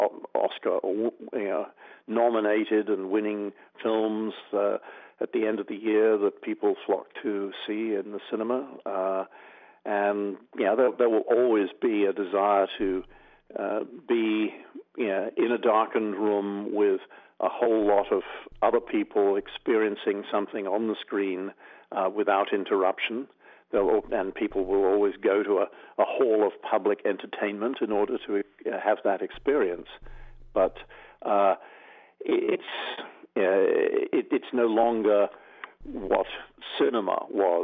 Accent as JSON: {"language": "English", "region": "England", "country": "United Kingdom", "tie": "born or raised there", "also_born_or_lived": "Australia", "moved": "as an adult", "said": "I grew up in England, but I then moved to the land of my father when I was just 19 turning 20, and I went to Australia"}